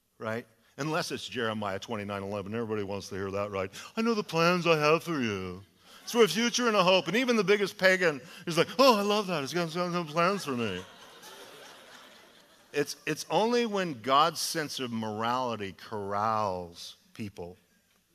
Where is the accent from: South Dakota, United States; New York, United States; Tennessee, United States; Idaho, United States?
Idaho, United States; now in California, United States; I'm from Idaho